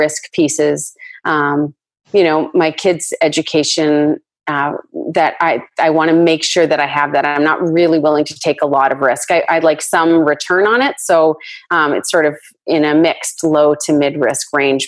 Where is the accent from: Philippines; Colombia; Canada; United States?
Canada; Just being Canadian